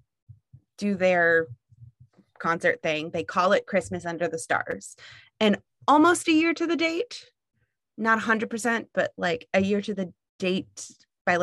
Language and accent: English; United States; I grew up in Franklin County